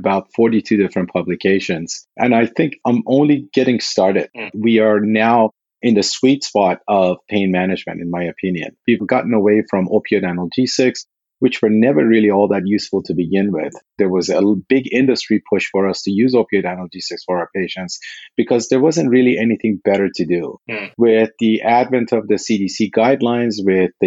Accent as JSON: {"language": "English", "region": "Texas", "country": "United States", "tie": "born or raised there", "moved": "as an adult", "lives_now": "Walnut Creek, United States", "said": "I grew up in Texas"}